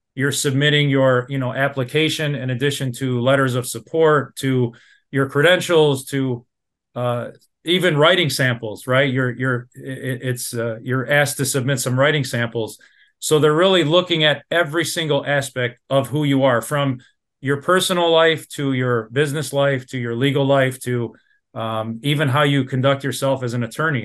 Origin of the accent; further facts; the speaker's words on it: Dearborn, Michigan, United States; I'm a born and raised in Dearborn